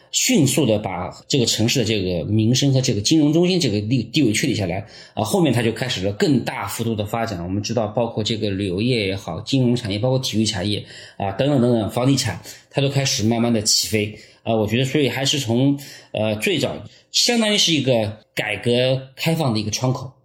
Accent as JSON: {"language": "Chinese", "country": "China", "said": "如果以我们中国人这个训练的要求硬件水平来看"}